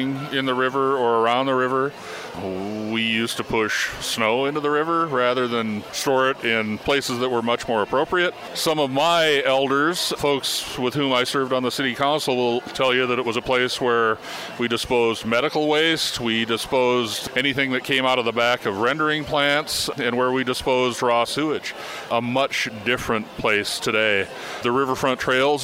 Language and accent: English; Missoula, Montana, United States; I was born in Missoula, Montana in 1964.